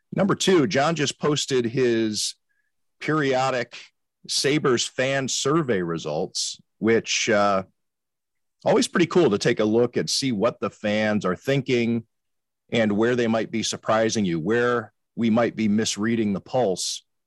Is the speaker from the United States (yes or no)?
yes; Cleveland, Ohio, United States; I grew up in Cleveland